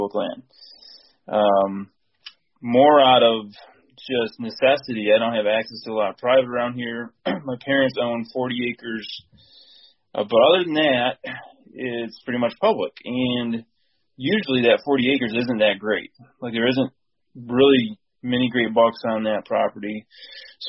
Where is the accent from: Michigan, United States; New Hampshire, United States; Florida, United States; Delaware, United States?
Michigan, United States; Lapeer; now in Chesaning, United States; So I'm from mid-Michigan. Right now I live in Chesning, but I grew up in Lapeer area, so mid-Michigan area